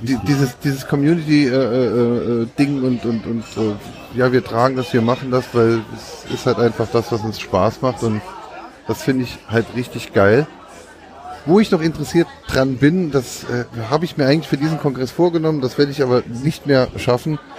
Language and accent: German; Saarland, Germany; bei uns im Saarland